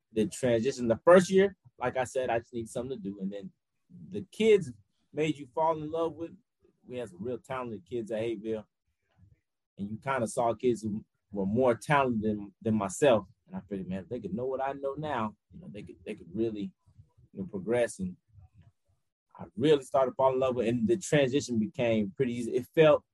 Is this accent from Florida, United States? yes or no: yes; Miami, Florida, United States; also born or lived in Montgomery, Alabama / Atlanta, Georgia; now in Grambling, United States; I'm originally from Miami, Florida